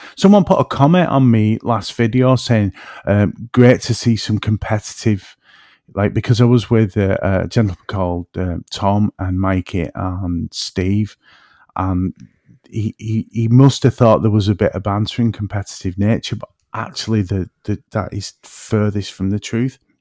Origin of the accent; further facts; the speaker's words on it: between Manchester and Liverpool, North West England, United Kingdom; accent: woolly back; I'm in between Manchester and Liverpool, so, you know, my accent can drift a bit, and I'm, I, I'm actually called a woolly back where I'm from.